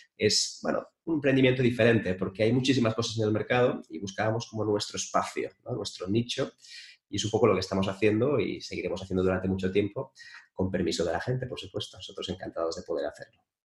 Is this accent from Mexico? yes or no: no; Spain; en mi país, en España